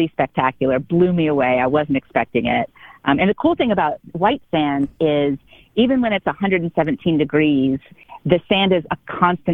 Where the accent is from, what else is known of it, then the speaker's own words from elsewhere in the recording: New Orleans, Louisiana, United States; also born or lived in Long Island, New York; now in Austin, United States; I was born in Long Island, New York. I grew up in New Orleans